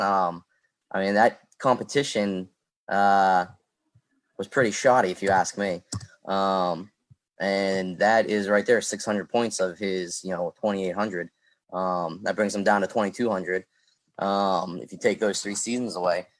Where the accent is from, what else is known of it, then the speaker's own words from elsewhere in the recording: Pittsburgh, Pennsylvania, United States; I'm from Pittsburgh